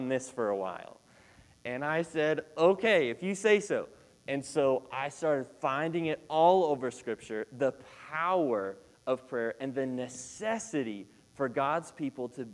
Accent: Shawnee, Oklahoma, United States; moved away as an adult; now in Texas, United States; I grew up in Shawnee, Oklahoma

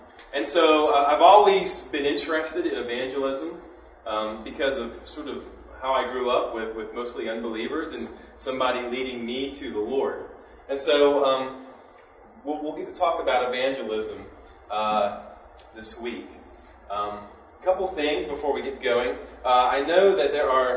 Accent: near Gettysburg, Maryland, United States; I grew up on the Pennsylvania-Maryland border by Gettysburg, just on the Maryland side

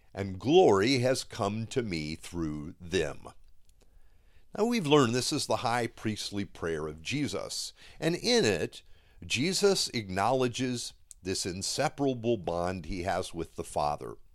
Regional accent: Miami, Florida, United States; I grew up here in Miami

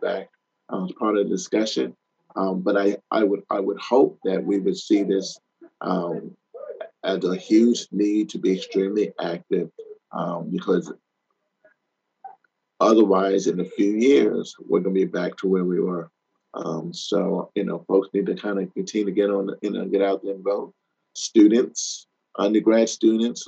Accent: New York, United States; as a small kid, I grew up in New York.

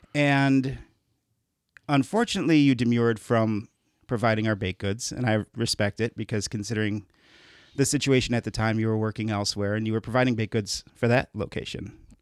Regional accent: Chicago, Illinois, United States; moved away; growing up in Chicago

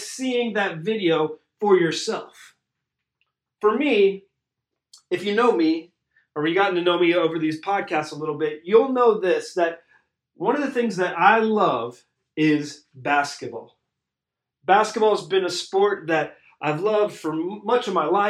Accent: Cincinnati, Ohio, United States; I grew up in Cincinnati, Ohio

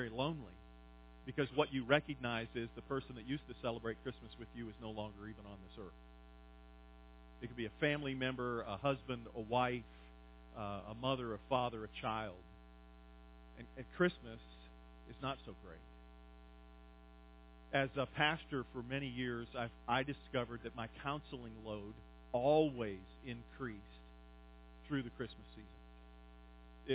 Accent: Pennsylvania, United States; moved away; I grew up in Pennsylvania, and so the seasons are a part of my life

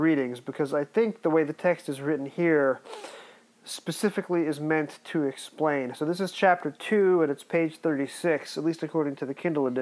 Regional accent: United States; accent: American; my accent American wise is the same as the Empire State Building tour guide

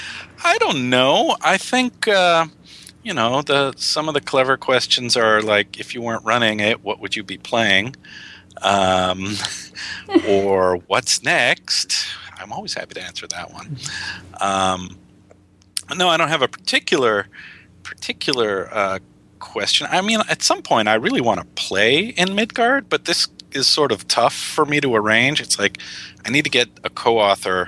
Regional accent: Illinois, United States; I grew up in the Midwest in Illinois

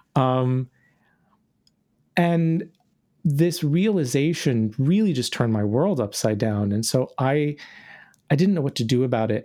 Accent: North Carolina, United States; now in Orlando, United States; I grew up in North Carolina

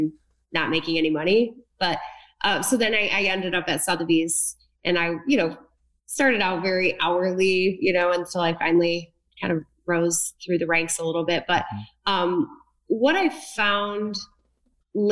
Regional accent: Linden, Michigan, United States; also born or lived in New York; I grew up in Linden, Michigan, which is right near Fenton, about 15 minutes south of Flint

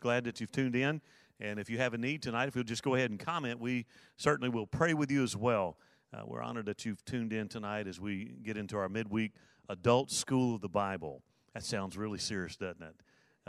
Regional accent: Mobile, Alabama, United States; moved away; I was born in Mobile, Alabama, nineteen sixty-five

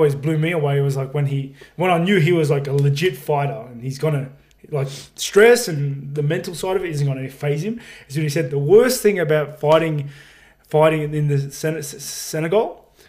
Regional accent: Auckland, New Zealand; moved away; Yeah, all my family is in Auckland and Rotorua. Like, I was born in you know what? I was born in Middlemore Hospital.

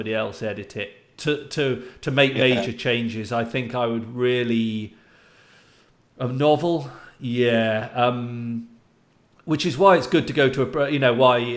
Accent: United Kingdom; I'm British

